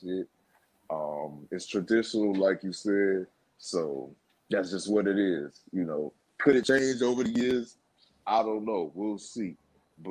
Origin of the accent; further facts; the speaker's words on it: Spring Valley, California, United States; I'm from East County. I grew up in Spring Valley, California. I'm a Valley boy.